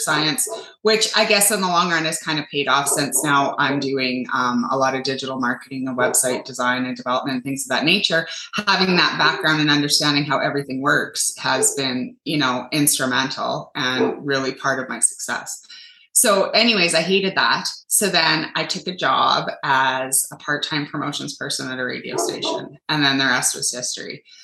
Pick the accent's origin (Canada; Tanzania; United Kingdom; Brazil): Canada; I'm from Canada and it's brutal up here